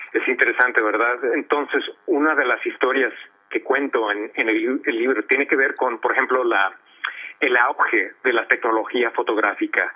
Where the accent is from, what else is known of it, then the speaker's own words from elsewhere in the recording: Los Angeles, California, United States; nací en Los Ángeles en 1964